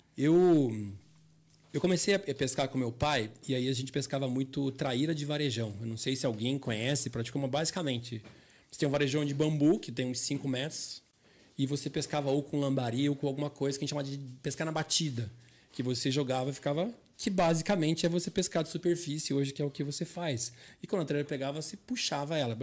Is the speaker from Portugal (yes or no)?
no; Curitiba, Paraná, Brazil; Eu me criei aqui no Vila Oficinas, perto da rede, perto da Rumo, que é onde eu trabalho hoje